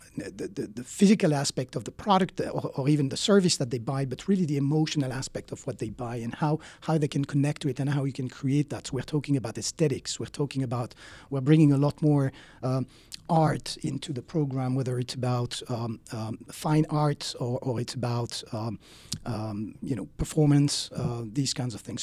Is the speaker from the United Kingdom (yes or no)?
no; Switzerland; moved away as an adult; now in United States; I'm originally from Switzerland